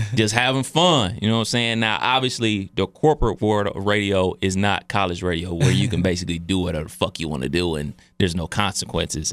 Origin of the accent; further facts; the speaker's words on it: Cleveland, Ohio, United States; I was from Cleveland.